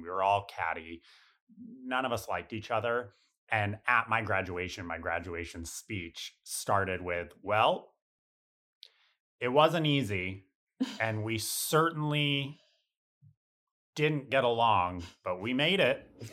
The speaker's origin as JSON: {"language": "English", "area": "north of Scranton", "region": "rural northeastern Pennsylvania", "country": "United States", "tie": "born or raised there", "moved": "as an adult", "lives_now": "New York, United States", "said": "rural northeastern Pennsylvania, like, north of Scranton"}